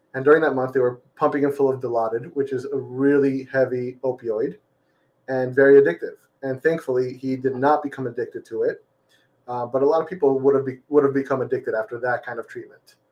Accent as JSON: {"language": "English", "region": "Florida", "country": "United States", "tie": "born or raised there", "also_born_or_lived": "Massachusetts", "said": "born and raised in Florida"}